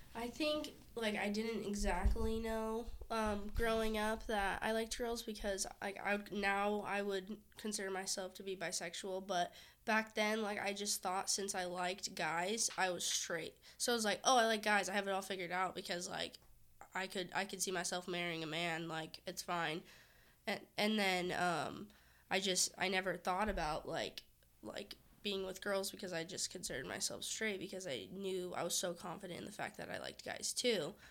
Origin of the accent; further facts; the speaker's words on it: Orange County, California, United States; I'm from Orange County